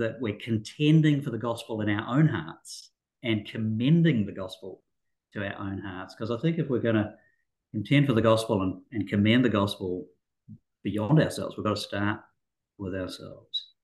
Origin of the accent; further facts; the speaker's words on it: New Zealand; moved away as an adult; also born or lived in Auckland, New Zealand; now in Australia; I'm a Kiwi, grew up in New Zealand